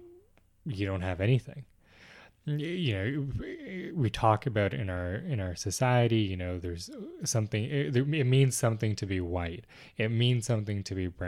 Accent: Vaughan, Ontario, Canada; I grew up in Peace Village, so I have that strong attachment to my community

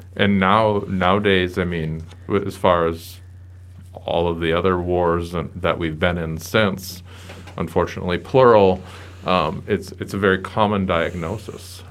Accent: Bismarck, North Dakota, United States; growing up in the Bismarck-Mandan area.

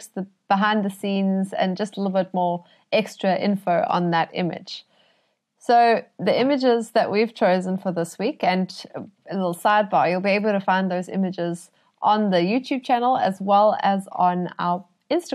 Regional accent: Cape Town, Western Cape, South Africa; I'm from Cape Town

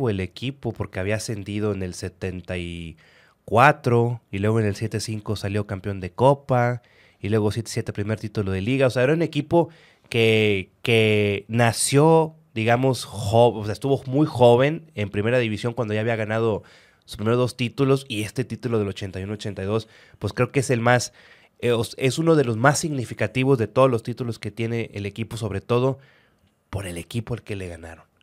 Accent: Nuevo León, Mexico; eran de los millonarios como ahorita somos los regios, los millonarios.

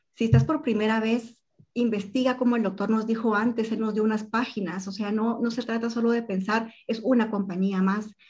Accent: Guatemala; los guatemaltecos que llegamos

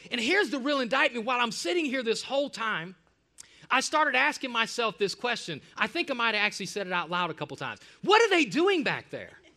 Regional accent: Cleveland, Ohio, United States; moved away; Cleveland, my hometown, my home stomping grounds

